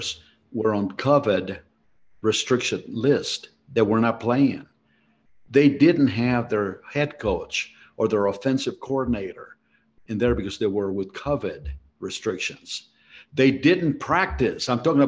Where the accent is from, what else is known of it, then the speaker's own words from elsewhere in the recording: Mexico City, Mexico; moved away; I was born in Mexico City, and I did not come from wealth.